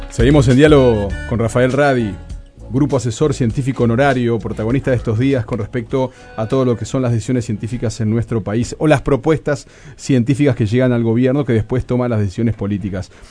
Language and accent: Spanish; Uruguay; la tarea del científico en nuestro país